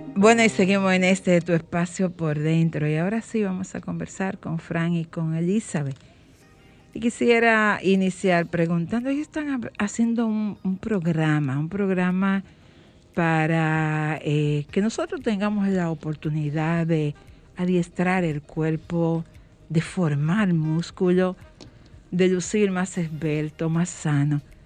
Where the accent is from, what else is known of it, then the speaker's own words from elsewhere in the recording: Dominican Republic; vivir con orgullo que somos dominicanos, que nacimos en esta tierra